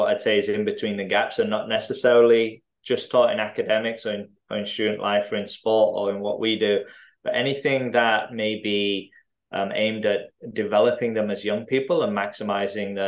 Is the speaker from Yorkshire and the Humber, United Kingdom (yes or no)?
yes; Driffield, Yorkshire and the Humber, United Kingdom; moved away; also born or lived in Tanzania; I grew up between kind of Hull and York, out in a small town in East Yorkshire called Driffield